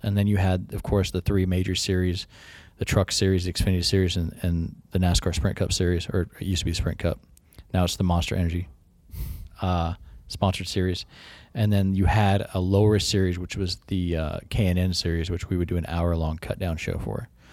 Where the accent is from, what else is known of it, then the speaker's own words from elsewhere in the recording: Humptulips, Washington, United States; moved away; also born or lived in Aberdeen, Washington / Grays Harbor; I say I'm from Aberdeen 'cause nobody really knows my exact hometown, which is Hump Tulips, Washington